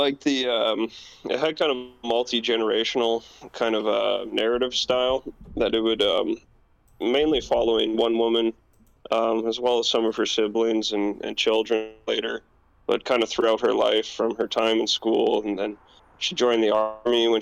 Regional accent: Canada; as a Canadian.

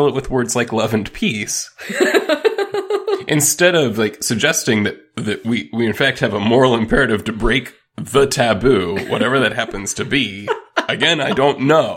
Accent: United States; we're very American

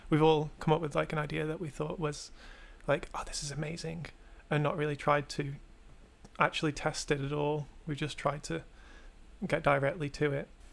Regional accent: England, United Kingdom

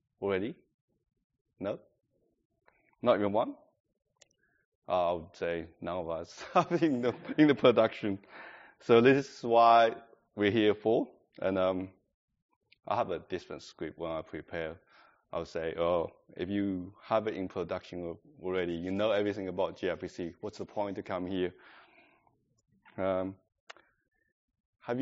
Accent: China; English is a second language; moved away as an adult; now in Adelaide, Australia; I'm coming from China, that's 15 years ago

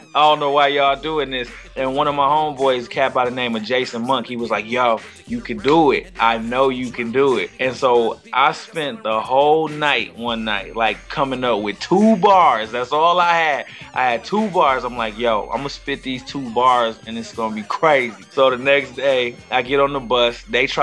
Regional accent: Flint, Michigan, United States; growing up in Flint

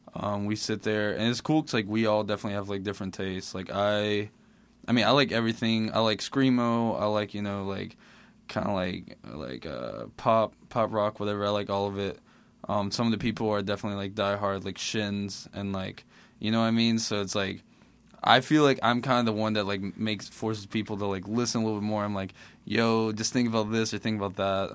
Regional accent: Mississippi, United States; also born or lived in Caracas, Venezuela; I was born in Caracas, Venezuela, and then after about a year and a half, I moved to Mississippi with my dad and my mom. Um, just lived with my grandma for a while. Um, so yeah, raised in Mississippi

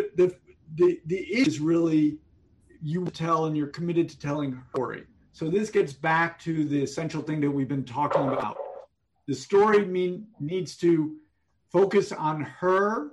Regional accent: New York City, New York, United States; I grew up in New York City.

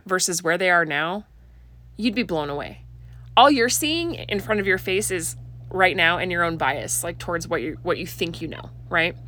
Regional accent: Oregon, United States; moved away; I grew up in Oregon

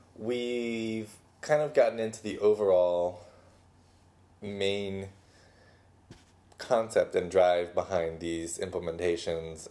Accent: Pasadena, California, United States; my hometown uh, Pasadena

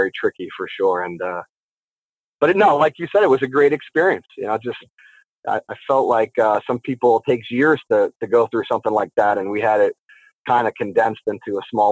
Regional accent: Morris County, New Jersey, United States; I grew up in Morris County, New Jersey

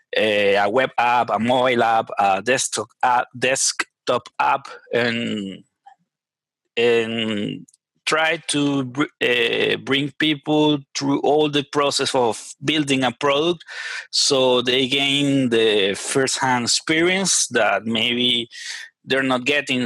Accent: Venezuela; English is a second language; moved away as an adult; now in Chile; I'm a Venezuelan software engineer. I was born in Venezuela uh, 30 years ago already

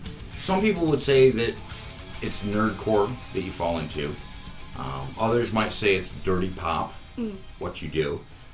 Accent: New York, United States; now in Columbus, United States; Well, I mean, I'm from New York.

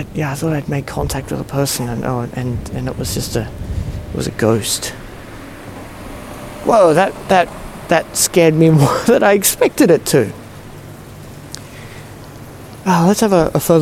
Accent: Singapore; now in Sydney, Australia; I grew up in Singapore

